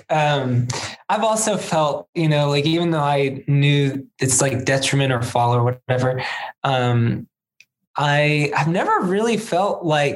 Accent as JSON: {"language": "English", "country": "United States", "said": "As an American"}